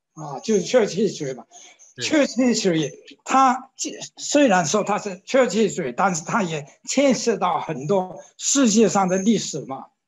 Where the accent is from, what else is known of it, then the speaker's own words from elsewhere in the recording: China; moved away; also born or lived in Hong Kong; 我为什么我是中国人